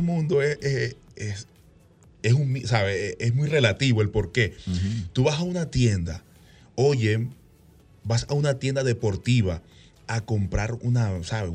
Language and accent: Spanish; Venezuela; moved away as an adult; now in Dominican Republic; mi país natal, Venezuela, donde nací